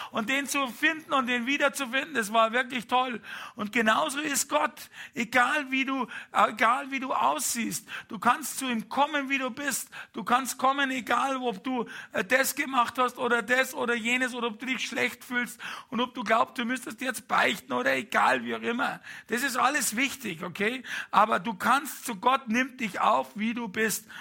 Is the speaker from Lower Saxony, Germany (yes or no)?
no; Bavaria, Germany; als Bayer